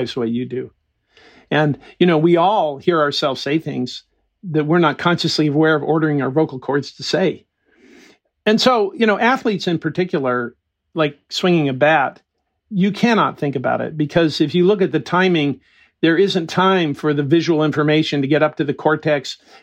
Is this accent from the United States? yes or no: yes; United States; I grew up in the Mojave Desert.